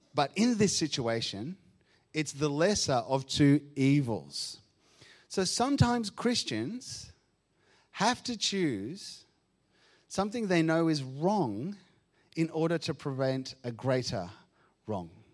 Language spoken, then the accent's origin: English; Argentina; now in Australia; I grew up in Argentina